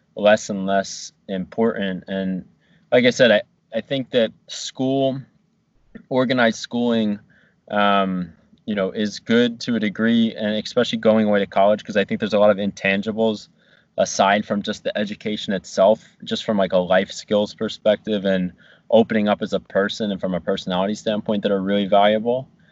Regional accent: New Jersey, United States; moved away as an adult; also born or lived in Virginia; my hometown

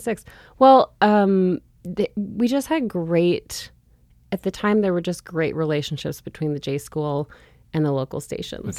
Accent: St. Louis Park, Minnesota, United States; also born or lived in Montana; now in Missoula, United States; I grew up in Saint Louis Park, Minnesota, a suburb of Minneapolis.

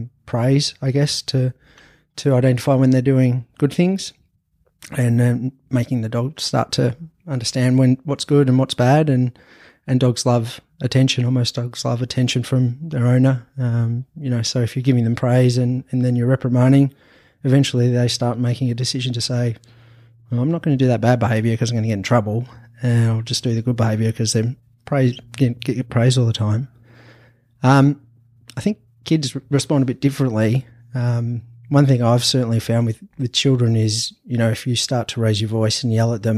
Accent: Anglesea, Victoria, Australia; also born or lived in Europe; now in Torquay, Australia; I'm originally from Anglesey, so about 10, 15 minutes down

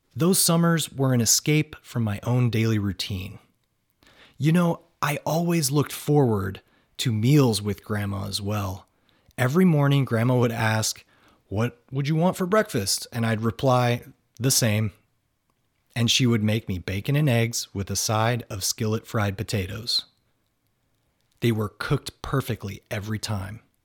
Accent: Northern Ohio, United States; moved away as an adult; also born or lived in Washington; not only did he grow up where I had grown up

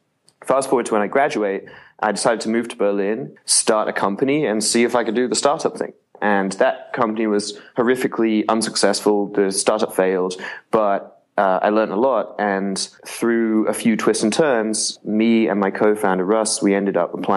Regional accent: England, United Kingdom; I grew up in England

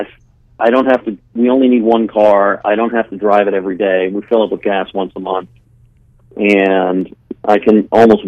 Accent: Los Angeles, California, United States; moved away as an adult; also born or lived in Sacramento; I'm from California originally. I grew up in L.A. I didn't leave Los Angeles until I was in my early 30s

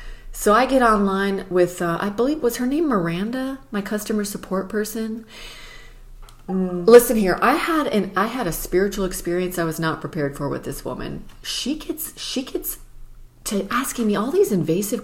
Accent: Mojave Desert, California, United States; We are from the Mojave Desert

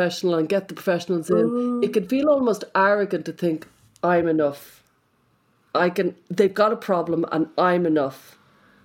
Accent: Ireland; accent: Irish; my Irish accent

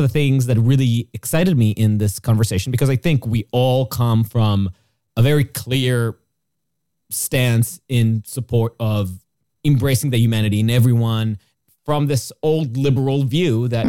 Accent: Jerusalem, Jerusalem District, Israel; comes from my experience growing up in Jerusalem, is based on an experience of what it's like to be in a place that really does get in your business about what you believe

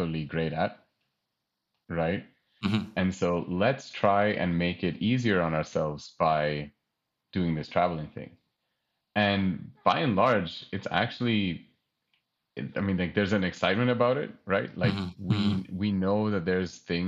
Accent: United States; I'm from America

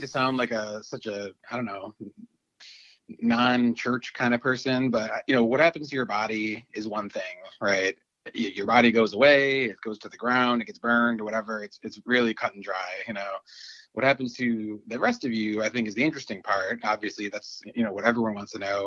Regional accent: Dunkirk, New York, United States; now in Buffalo, United States; I grew up in Dunkirk, New York. It's about a half hour, 50 minutes south of Buffalo

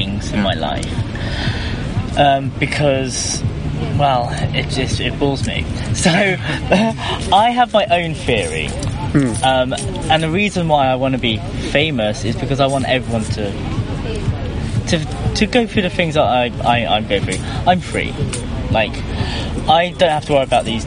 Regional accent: England, United Kingdom; moved away; also born or lived in Los Angeles / Sweden; I'm English

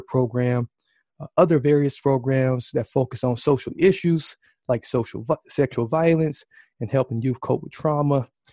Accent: Milwaukee, Wisconsin, United States; Greater Milwaukee, uh, right here in my hometown

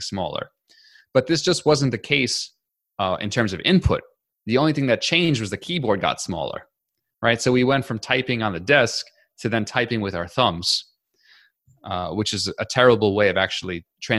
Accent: New York City, New York, United States; I grew up in New York City, and then I went to college and graduate school in New York City

